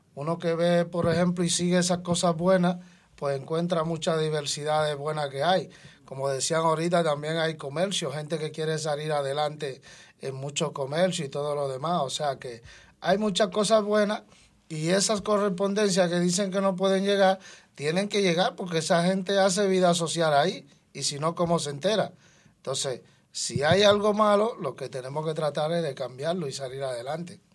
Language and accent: Spanish; Dominican Republic; now in Madrid, Spain; yo que vengo de Dominicana